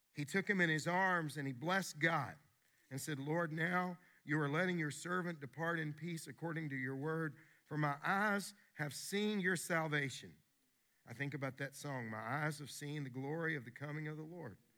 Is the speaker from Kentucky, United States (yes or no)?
yes; Wilmore, Kentucky, United States; moved away; in my hometown at Asbury University